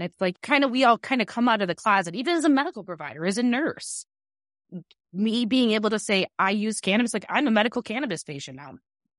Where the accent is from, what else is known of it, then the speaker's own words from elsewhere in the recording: Chicago, Illinois, United States; I grew up in Illinois. I'm from here.